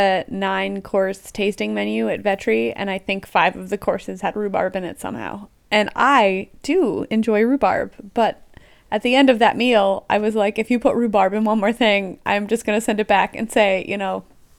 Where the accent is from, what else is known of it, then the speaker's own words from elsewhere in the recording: Pennsylvania, United States; I'm from Lancaster County. There's so much rhubarb where I come from.